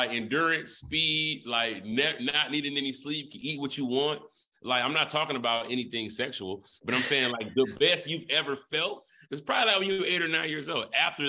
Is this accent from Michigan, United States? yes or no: yes; Detroit, Michigan, United States; I'm from Detroit.